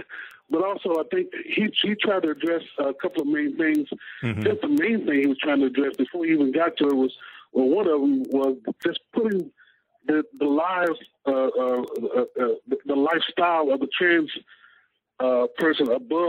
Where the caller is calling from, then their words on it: Hampton Roads, Virginia, United States; I'm calling from Hampton Roads, Virginia.